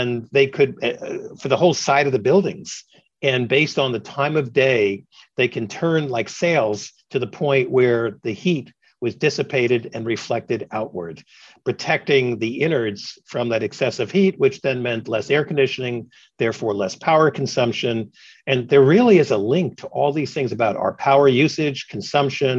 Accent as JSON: {"language": "English", "town": "New York City", "region": "New York", "country": "United States", "tie": "born or raised there", "moved": "yes", "lives_now": "Alexandria, United States", "said": "growing up in New York City and even here in Northern Virginia, where I now live"}